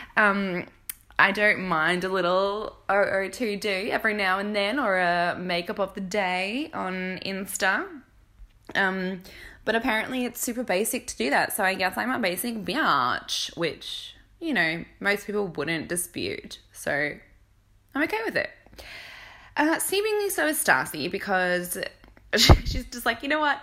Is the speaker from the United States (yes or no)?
no; Australia; accent: Australian valley girl; I'm Australian